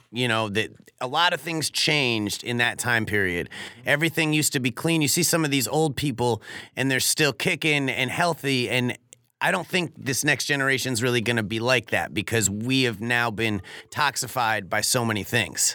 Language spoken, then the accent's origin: English; Norwalk, Connecticut, United States; moved away as an adult; also born or lived in California; my hometown of Norwalk